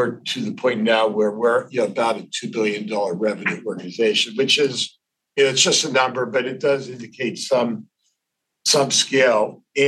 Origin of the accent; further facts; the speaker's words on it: Pittsburgh, Pennsylvania, United States; moved away as an adult; also born or lived in Ohio; now in New York City, United States; I wasn't born there. I was born in Ohio, but I grew up in Pittsburgh.